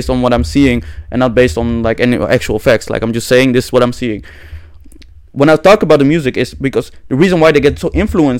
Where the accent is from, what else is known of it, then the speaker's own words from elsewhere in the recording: Netherlands; I was born here